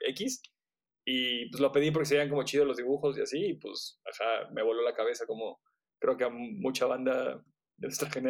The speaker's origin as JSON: {"language": "Spanish", "town": "Cancún", "region": "Quintana Roo", "country": "Mexico", "tie": "born or raised there", "moved": "yes", "lives_now": "Cholula, Mexico", "said": "nací en Cancún, yo soy de Cancún. Eh, ya. Nací en Cancún, me vine para acá y aquí me quedé. O sea, como que, como que me gustó el tamaño de la ciudad, como que es, es, es como contenible"}